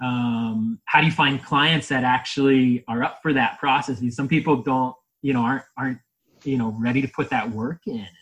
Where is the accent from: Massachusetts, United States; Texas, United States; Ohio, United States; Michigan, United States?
Ohio, United States; moved away; I'm from Ohio, and that's that's what we find in our soils when we start digging